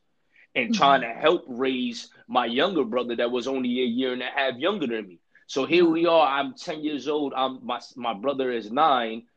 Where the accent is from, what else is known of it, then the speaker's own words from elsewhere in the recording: New York City, New York, United States; Growing up and being born in the streets of Brooklyn, New York